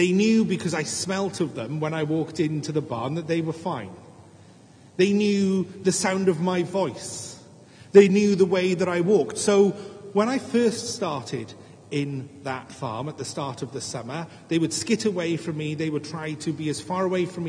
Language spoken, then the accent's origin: English; Wales, United Kingdom; as a Welshman